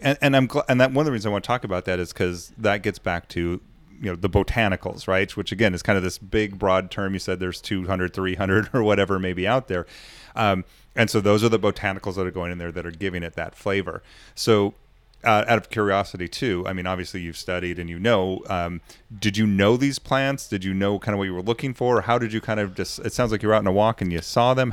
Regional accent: United States; I'm American

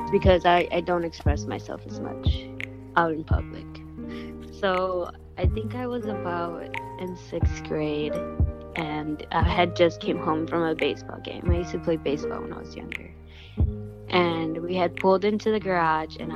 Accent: Chicago, Illinois, United States; I am 17 and I am from Archer Heights.

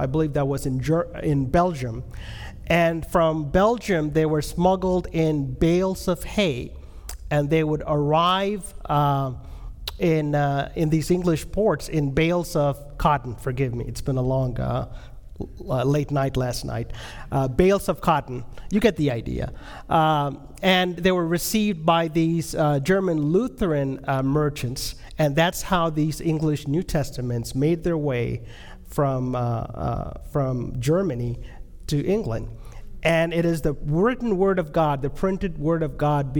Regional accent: India; I'm from India.

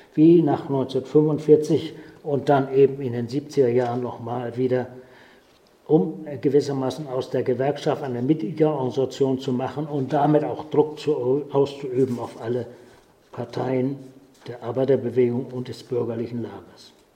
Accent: Ahrensbök, Schleswig-Holstein, Germany; bin noch als Däne geboren, 1937 in Arnsböck in Ostholstein

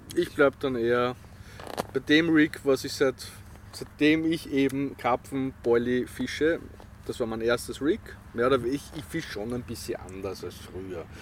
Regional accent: Vienna, Austria; also born or lived in Feldbach area, Styria; ich bin gebürtiger Wiener, aber mein Vater ist Steirer

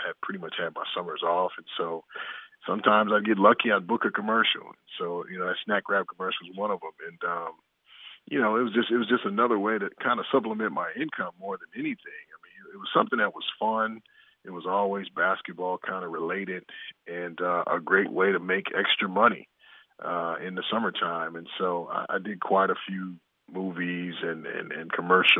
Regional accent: Inglewood, California, United States; the three of us growing up in Inglewood, California together

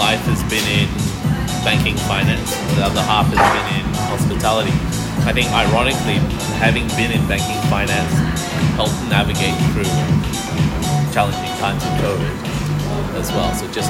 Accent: Melbourne, Victoria, Australia; born or raised there; also born or lived in Brunei / Singapore

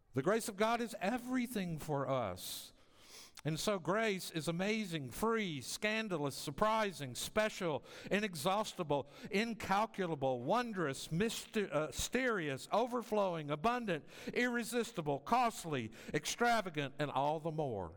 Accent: the South, United States; moved away as an adult; now in Las Vegas, United States; I often go back to my hometown to visit family

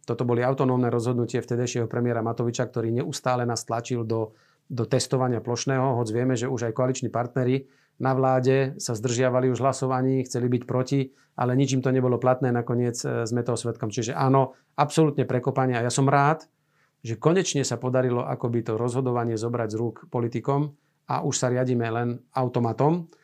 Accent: Banská Bystrica, Banská Bystrica Region, Slovakia; ja som z Banskej Bystrice

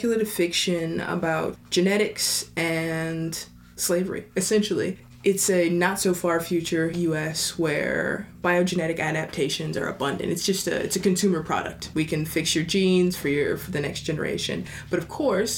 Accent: Kentucky, United States; moved away; Growing up in Kentucky

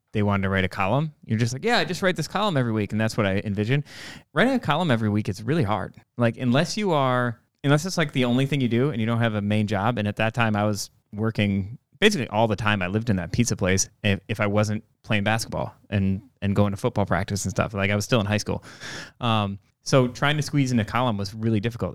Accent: Door County, Wisconsin, United States; growing up in Door County

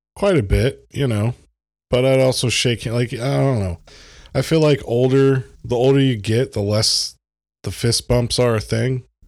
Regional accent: United States; as an American, as a privileged white American

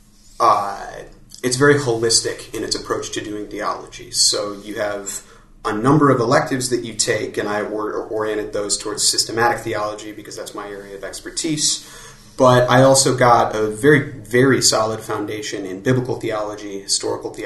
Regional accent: Chicago, Illinois, United States; moved away as an adult; also born or lived in Milwaukee, Wisconsin; now in Toronto, Canada; I'm from Chicago originally. I grew up just outside of the city

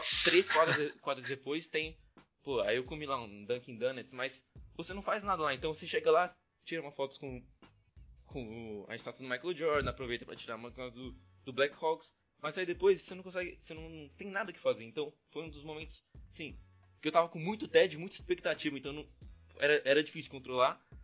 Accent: Brazil; sou do Brasil

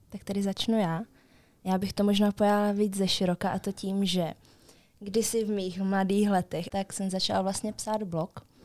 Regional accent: Český Těšín, Moravian-Silesian Region, Czechia; my jsme z Českého Těšína, takže vy, asi, asi 30 kilometrů do Stravy.

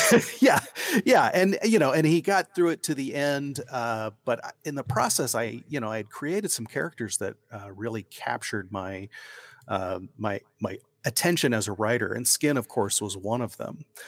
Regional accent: Ohio, United States; moved away as an adult; now in Oregon, United States; I grew up in Ohio

